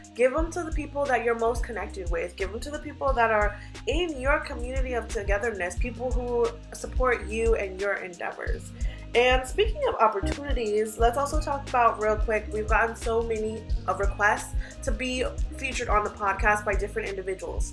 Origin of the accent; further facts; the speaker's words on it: Virginia, United States; moved away; I'm from Virginia.